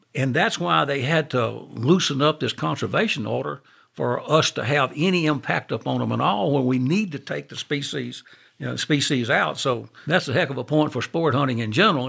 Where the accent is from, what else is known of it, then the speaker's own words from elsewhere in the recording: Monroe, Louisiana, United States; I'm from Monroe